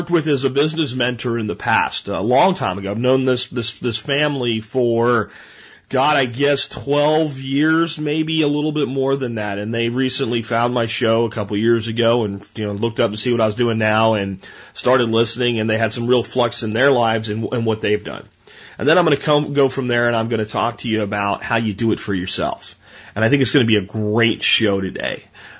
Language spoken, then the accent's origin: English; Canada; Remember, I'm Canadian. Our dollar is only worth about 80% of the U.S. dollar.